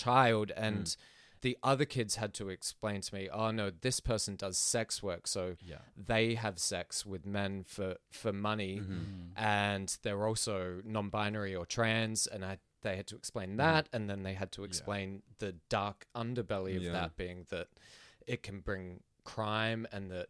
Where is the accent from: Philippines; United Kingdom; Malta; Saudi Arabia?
Philippines; now in Melbourne, Australia; I grew up in the Philippines